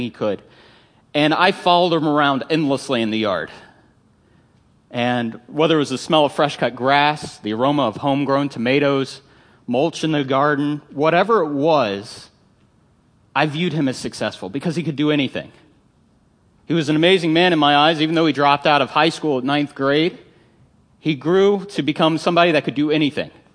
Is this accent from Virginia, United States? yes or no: yes; Northern Virginia, United States; growing up in Northern Virginia